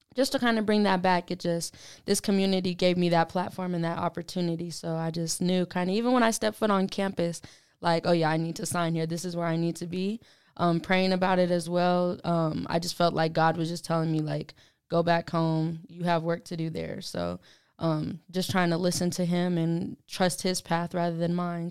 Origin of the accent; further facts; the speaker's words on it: Denver, Colorado, United States; also born or lived in Arkansas; now in Pueblo, United States; I'm from Denver, Colorado, so pretty close to, you know, good old Pueblo